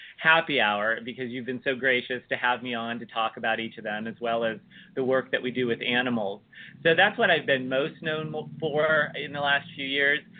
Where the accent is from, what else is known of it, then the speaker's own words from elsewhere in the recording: United States; the oldest Benedictine convent in the United States, right here in my hometown